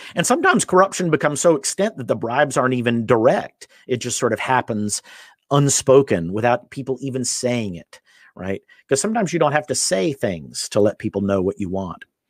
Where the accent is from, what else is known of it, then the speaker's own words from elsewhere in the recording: United States; I'm from the United States